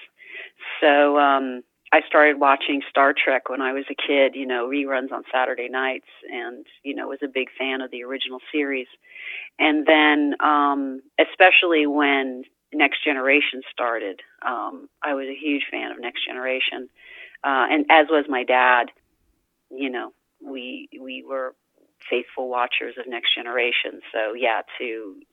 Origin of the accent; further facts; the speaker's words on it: New York City, New York, United States; I'm from New York City. I grew up in New York City.